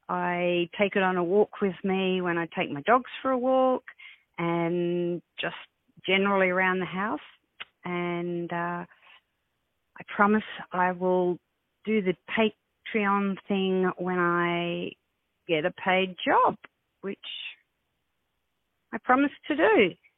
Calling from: Cairns, Queensland, Australia; I'm calling you from Cairns, West. Actually, I'm not in West Australia. I'm in Queensland.

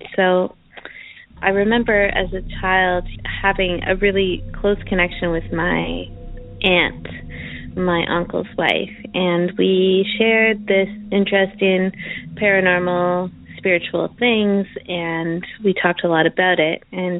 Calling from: Chelsea, Quebec, Canada; I'm calling from Chelsea, Quebec, Canada.

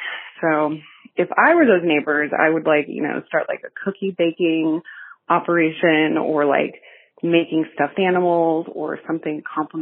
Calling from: Denver, Colorado, United States; Hi, City House Denver. … I'm calling from the North Side.

